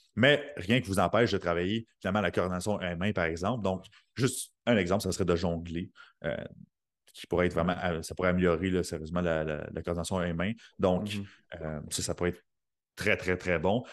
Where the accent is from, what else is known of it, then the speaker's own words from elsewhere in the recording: Sorel, Quebec, Canada; moved away as an adult; now in Saint-Jérôme, Canada; je viens de Sorel